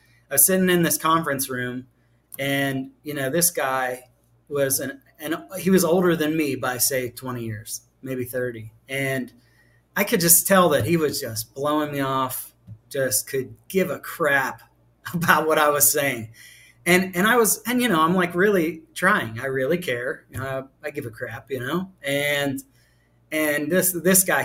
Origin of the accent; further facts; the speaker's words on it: Pittsburgh, Pennsylvania, United States; moved away; also born or lived in Southeast United States; I'm from Pittsburgh, Pennsylvania